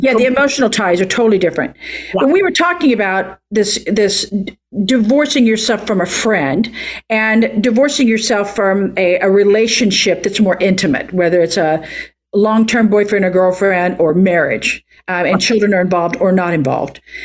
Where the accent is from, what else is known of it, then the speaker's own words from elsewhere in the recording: Oklahoma, United States; moved away as an adult; now in California, United States; I'm from Oklahoma